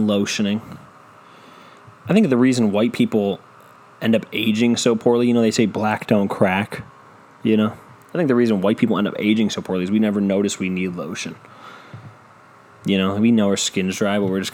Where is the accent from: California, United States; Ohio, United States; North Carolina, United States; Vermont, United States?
Ohio, United States; Cleveland; I'm from Cleveland